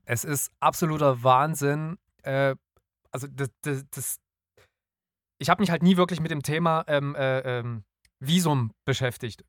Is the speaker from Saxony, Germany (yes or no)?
yes; Nünchritz, Saxony, Germany; also born or lived in Dresden; in dem Ort, wo ich aufgewachsen bin, in Nünchritz